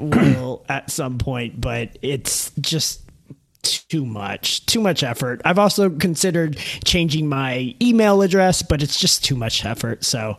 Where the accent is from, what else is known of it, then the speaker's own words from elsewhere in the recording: the Bible Belt, United States; I grew up in the Bible Belt